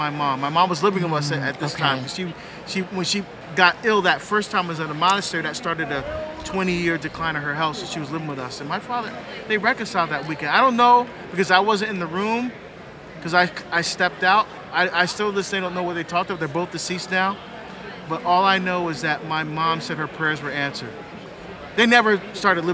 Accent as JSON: {"language": "English", "region": "New Jersey", "country": "United States", "tie": "born or raised there", "moved": "yes", "said": "my home state at a parish 1 mile away from my father's apartment"}